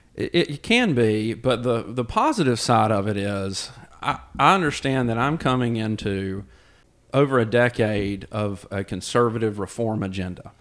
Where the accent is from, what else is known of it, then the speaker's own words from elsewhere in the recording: Thomasville, North Carolina, United States; also born or lived in Gaston County, North Carolina; I grew up in Davidson County.